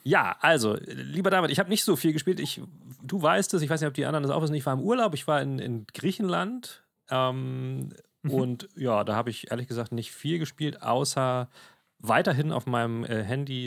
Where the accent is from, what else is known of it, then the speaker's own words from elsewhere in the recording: Germany; bei uns in Deutschland